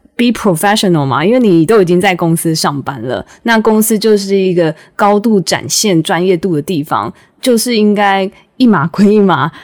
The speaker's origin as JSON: {"language": "Chinese", "country": "Taiwan", "said": "我们的家乡台湾"}